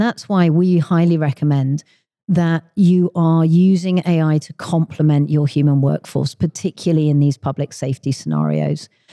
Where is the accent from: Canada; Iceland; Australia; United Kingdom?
United Kingdom; London; moved away as an adult; now in Redmond, United States; I am originally from the U K. I grew up in London, but four years ago, I moved out to Microsoft's headquarters in Redmond, uh, in Washington State